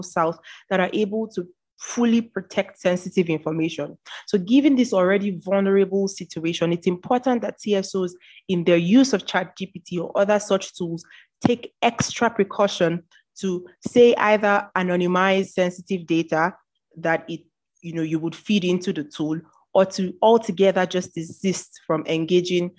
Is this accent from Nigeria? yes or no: yes; Nigeria; I am a Nigerian.